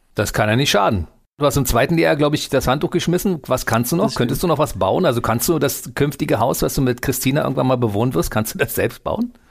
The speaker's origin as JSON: {"language": "German", "region": "Berlin", "country": "Germany", "tie": "born or raised there", "said": "ich bin in Berlin geboren in Deutschland"}